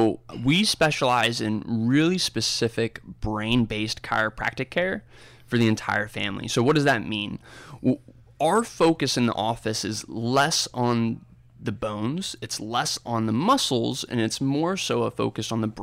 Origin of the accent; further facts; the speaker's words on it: Cincinnati, Ohio, United States; now in Indianapolis, United States; I had absolutely no idea growing up in Cincinnati that this was such an awesome place to be.